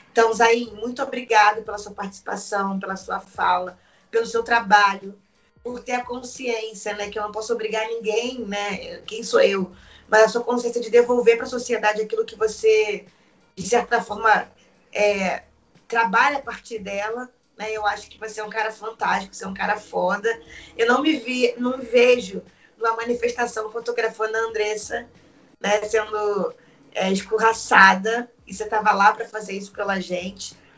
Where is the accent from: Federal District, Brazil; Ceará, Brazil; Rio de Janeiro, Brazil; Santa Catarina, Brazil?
Rio de Janeiro, Brazil; Como boa carioca, o Céu Louco é da primeira vida.